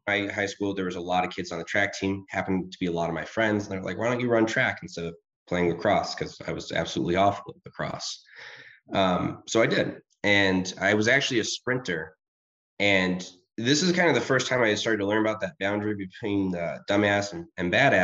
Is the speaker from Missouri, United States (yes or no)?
no; Rochester, New York, United States; I grew up in Rochester, New York.